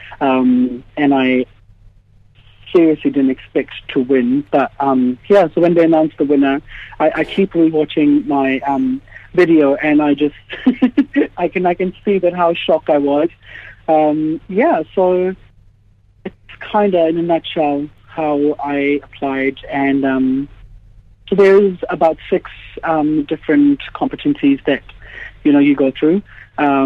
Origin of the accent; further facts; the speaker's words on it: Rotorua, Bay of Plenty, New Zealand; also born or lived in India; we moved to New Zealand. I was very young, probably about 7. So grew up in Rotorua, schooling and everything happened there